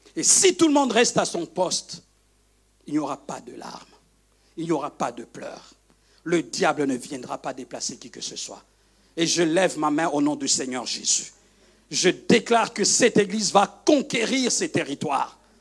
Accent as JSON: {"language": "French", "region": "Kivu", "country": "DR Congo", "moved": "yes", "lives_now": "Brussels, Belgium", "said": "je viens du Kivu, mes parents sont du Kivu, on est les Bashi"}